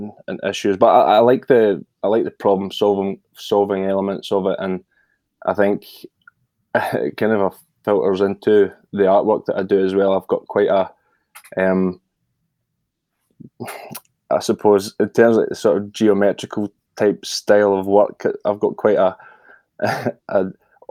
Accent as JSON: {"language": "English", "region": "Scotland", "country": "United Kingdom", "said": "I'm from Scotland"}